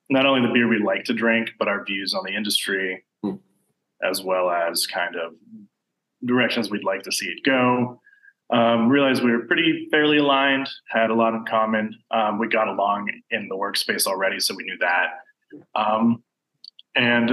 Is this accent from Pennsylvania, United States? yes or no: yes; Pittsburgh, Pennsylvania, United States; also born or lived in Richmond, Virginia; I'm originally from up here